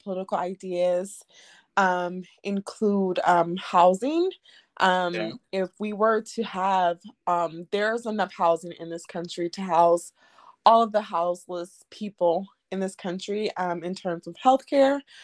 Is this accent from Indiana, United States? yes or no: no; Oakland, California, United States; now in Jacksonville, United States; I'm from Oakland, California, currently living in Jacksonville